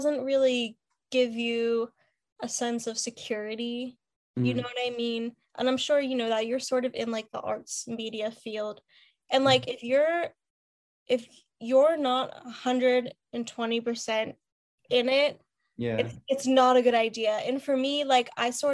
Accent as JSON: {"language": "English", "town": "Pittsburgh", "region": "Pennsylvania", "country": "United States", "tie": "born or raised there", "also_born_or_lived": "Philadelphia", "moved": "as an adult", "said": "I lived in the same house since I was a baby. My mom was born and raised in Pittsburgh too, so born and bred"}